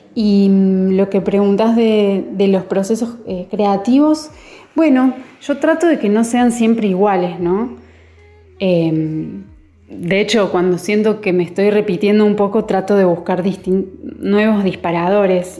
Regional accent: Córdoba, Argentina; No solamente soy cordobesa, sino que gran parte de mi familia es jujeña

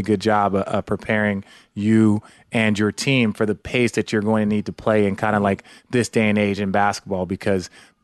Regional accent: Los Angeles, California, United States; I was born here in Los Angeles

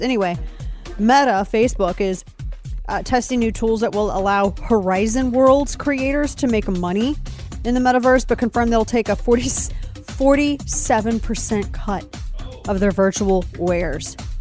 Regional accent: United States; I'm an American

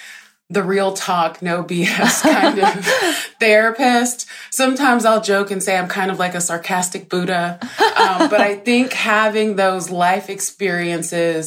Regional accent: Deep South, United States; I grew up in poverty in the Deep South, in a single parent

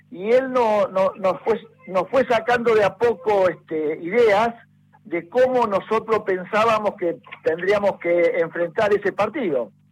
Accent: Casilda, Santa Fe, Argentina; Yo, soy natural de Casilda, una ciudad que está a 50 kilómetros de, de Rosario, en la provincia de Santa Fe.

